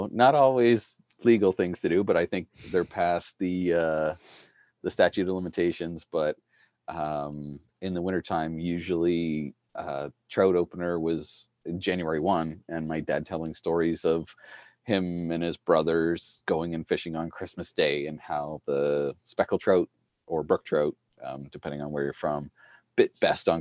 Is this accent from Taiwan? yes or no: no; Ottawa Valley, Ontario, Canada; now in Manitoba, Canada; I grew up in the Ottawa Valley.